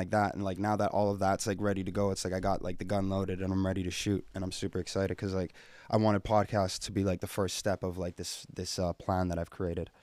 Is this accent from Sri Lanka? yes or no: no; Edmonton, Alberta, Canada; I'm born and raised here, Edmonton, Alberta